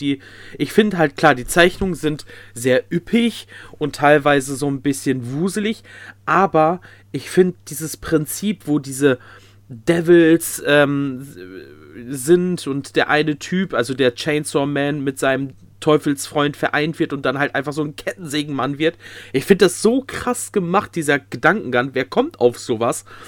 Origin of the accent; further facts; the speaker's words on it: North Rhine-Westphalia, Germany; bei uns in NRW, also da, wo ich herkomme